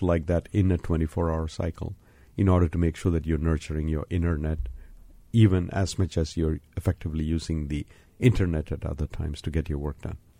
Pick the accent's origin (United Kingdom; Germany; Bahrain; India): India; moved away; I was born and raised in India